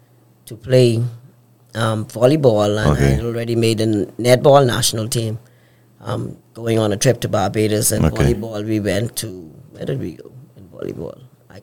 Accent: Nassau, New Providence, Bahamas; But it was good growing up on East Street.

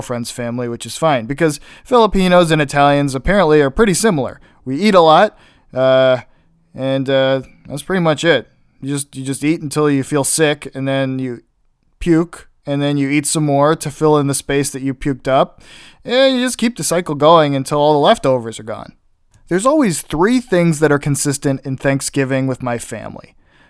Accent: Illinois, United States; also born or lived in Pittsburgh, Pennsylvania / Ohio / South Carolina; I was born in Pittsburgh, and that's where a majority of my family still lives, which over time we have moved farther and farther away from. We moved to Ohio, then we moved to South Carolina, then back to Ohio, and then we've lived in Illinois since I was about 10.

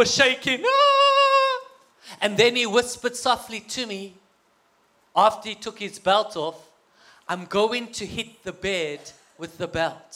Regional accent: South Africa; moved away as an adult; now in United States; I have an accent, but to me, you guys have the accent, okay? Well, my wife and I come from South Africa

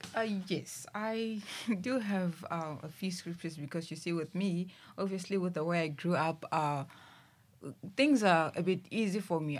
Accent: Thohoyandou, Limpopo, South Africa; also born or lived in Musina; I was born, uh, back in Musina and I stayed, uh, in Limpopo, in Thoyandou

